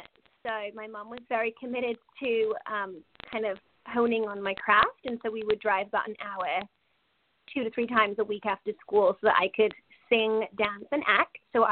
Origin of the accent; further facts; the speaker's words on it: Wales, United Kingdom; moved away as an adult; also born or lived in Cardiff / San Francisco; now in Los Angeles, United States; I'm originally from Wales in the UK. For those of you who don't know where that is, it's the west of the United Kingdom. It's a tiny country with rolling hills, very countryside.